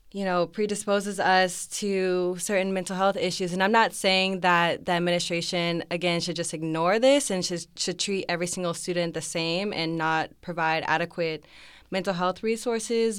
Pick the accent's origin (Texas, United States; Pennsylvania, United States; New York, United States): Texas, United States; Arlington; I'm a senior, um, from Arlington, Texas